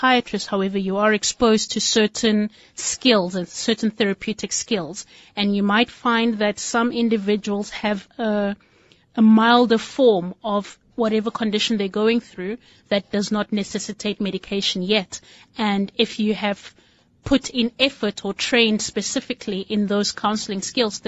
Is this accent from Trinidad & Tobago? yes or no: no; Nigeria; now in Cape Town, South Africa; I am a Nigerian with a little bit of South African flavor.